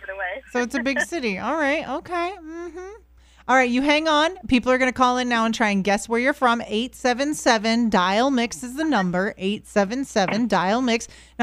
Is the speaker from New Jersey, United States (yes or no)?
no; Florida, United States; also born or lived in northern Louisiana; Yeah, so I used to live in northern, almost Arkansas, Louisiana. And I was a Floridian